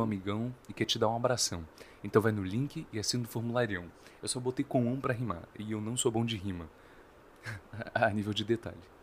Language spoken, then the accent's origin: Portuguese; Brazil; nós somos brasileiros